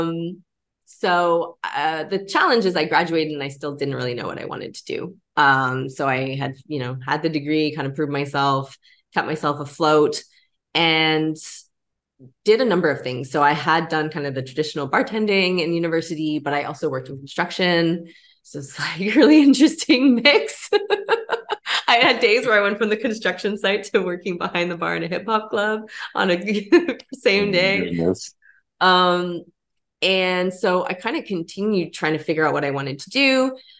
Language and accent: English; Canada; I grew up in Canada